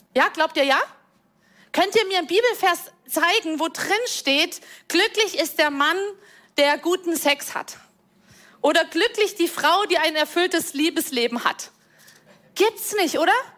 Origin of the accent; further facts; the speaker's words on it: Rhineland, Germany; Ich komme aus dem Rheinland